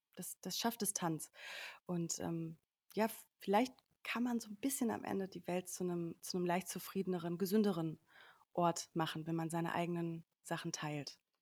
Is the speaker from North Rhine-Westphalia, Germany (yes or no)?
yes; Sauerland, North Rhine-Westphalia, Germany; moved away as an adult; also born or lived in Cologne; now in Berlin, Germany; ursprünglich bin ich aufgewachsen im Sauerland